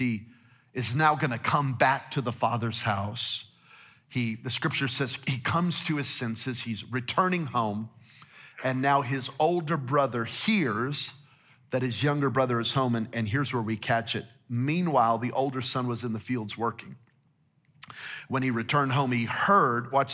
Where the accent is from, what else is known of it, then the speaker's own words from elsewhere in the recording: New Mexico, United States; now in Las Vegas, United States; I'm from New Mexico, so we're hunters and gatherers